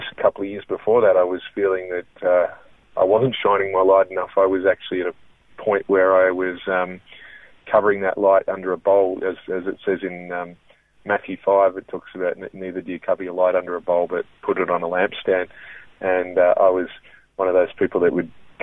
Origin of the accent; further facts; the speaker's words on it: Melbourne, Victoria, Australia; I was born and raised in Melbourne, and I grew up in Ringwood out in there